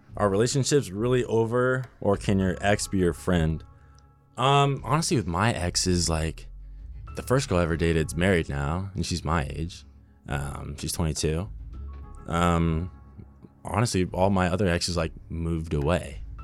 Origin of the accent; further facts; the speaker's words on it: Burbank, California, United States; I grew up in Burbank, California, so pretty close to here